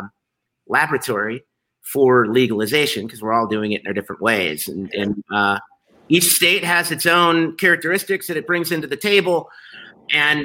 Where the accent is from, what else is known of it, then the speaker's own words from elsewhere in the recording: Chicago, Illinois, United States; I'm a Chicagoan